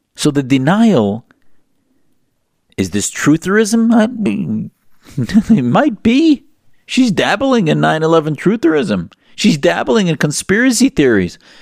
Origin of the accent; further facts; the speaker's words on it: United States; as an American Muslim